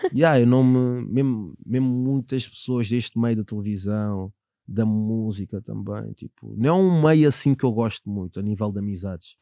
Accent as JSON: {"language": "Portuguese", "area": "Sintra line", "region": "Lisbon", "country": "Portugal", "tie": "born or raised there", "said": "a minha infância, eu venho da linha de Sintra"}